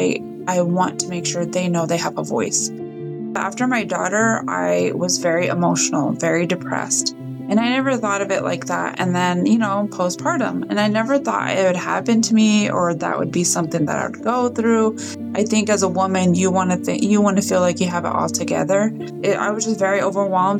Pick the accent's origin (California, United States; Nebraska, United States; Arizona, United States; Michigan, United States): Nebraska, United States; I was born and raised here in Nebraska